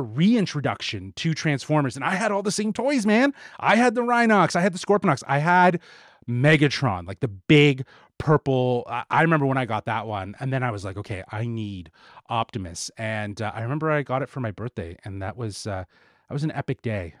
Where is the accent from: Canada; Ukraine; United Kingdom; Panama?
Canada; we are Canadian.